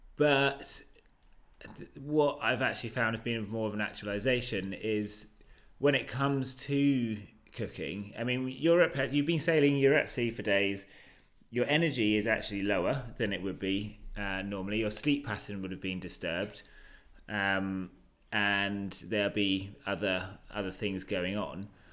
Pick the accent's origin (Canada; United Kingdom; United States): United Kingdom; I'm British